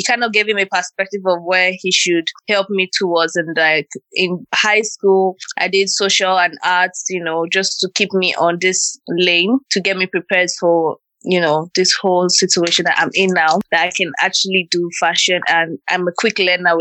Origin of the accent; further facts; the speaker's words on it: Okpe, Edo, Nigeria; moved away; I'm from Nigeria and I'm from Akoko Edo State in a small town called Okpe